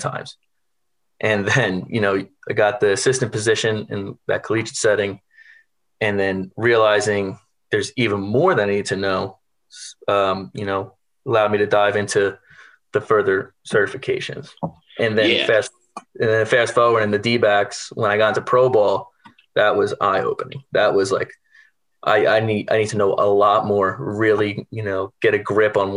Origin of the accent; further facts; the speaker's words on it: New York, United States; I'm originally from New York. So, you know, growing up, I wanted to be Derek Jeter